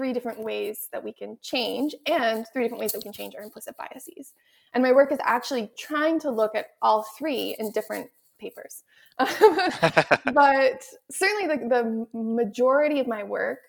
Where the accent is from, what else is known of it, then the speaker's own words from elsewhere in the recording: Canada; I'm also from Canada, so I was, trained in the French immersion system